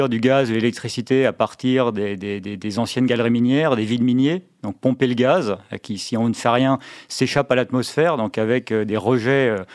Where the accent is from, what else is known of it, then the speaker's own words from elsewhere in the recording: Mulhouse, Grand Est, France; moved away as an adult; je me suis un peu réimpatrié dans ma, dans ma région d'origine. Bon, retour à Mulhouse